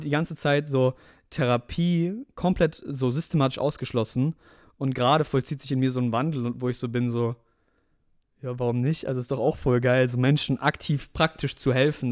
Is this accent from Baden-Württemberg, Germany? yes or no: yes; Mannheim area, Baden-Württemberg, Germany; wir kommen beide aus Umkreis Mannheim, beziehungsweise Mannheim so